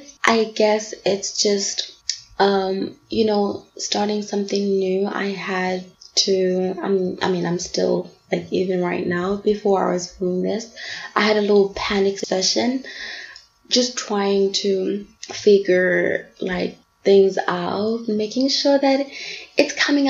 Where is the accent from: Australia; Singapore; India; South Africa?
South Africa; also born or lived in Bangkok, Thailand / Durban; I am from South Africa. I'm 25 years old and I currently live in Durban.